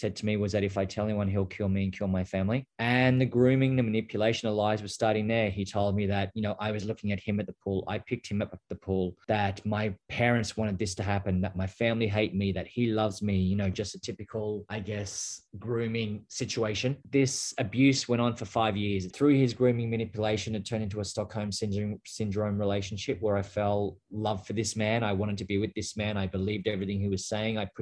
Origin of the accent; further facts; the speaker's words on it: Australia; moved away as an adult; now in United States; I grew up in a small little town just outside of Canberra